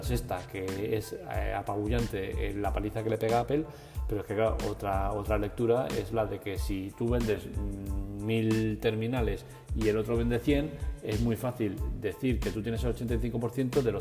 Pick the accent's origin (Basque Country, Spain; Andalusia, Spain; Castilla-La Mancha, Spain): Castilla-La Mancha, Spain; Cuenca; No soy así, no me sale eh, las pijerías estas, hablar bien en inglés. Yo soy inglés de Cuenca, es lo que hay.